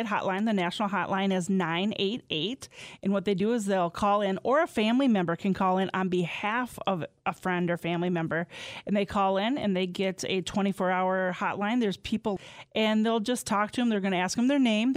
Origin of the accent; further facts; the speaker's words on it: Mineral Point, Southwest Wisconsin, United States; I'm from Inner Point in Southwest. They have a lot of mines there